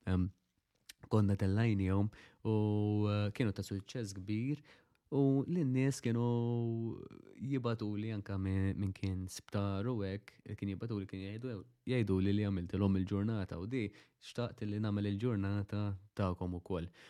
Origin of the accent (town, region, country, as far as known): Malta